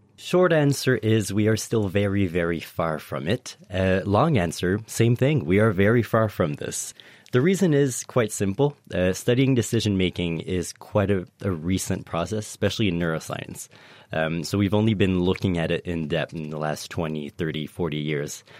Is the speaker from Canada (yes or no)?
yes; Canada; moved away as an adult; now in Cambridge, United Kingdom; I am French Canadian, uh, so I immigrated here to study decision-making and economics in the brain